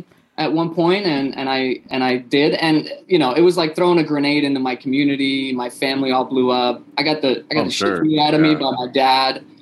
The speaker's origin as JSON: {"language": "English", "town": "Beirut", "region": "Beirut Governorate", "country": "Lebanon", "tie": "born or raised there", "also_born_or_lived": "Philadelphia, United States", "moved": "yes", "lives_now": "United States", "said": "I was born in Lebanon, Beirut, was a Muslim for the first 20 years of my life. So immigrated to the States as a refugee."}